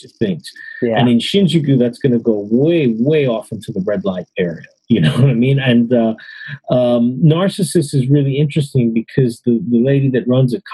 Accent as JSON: {"language": "English", "town": "New York City", "region": "New York", "country": "United States", "moved": "yes", "lives_now": "Japan", "said": "I'm from New York City"}